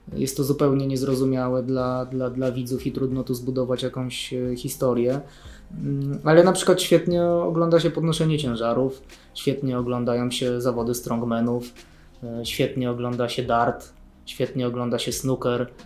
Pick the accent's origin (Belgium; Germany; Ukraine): Germany; now in Poland; ja się wychowywałem w Niemczech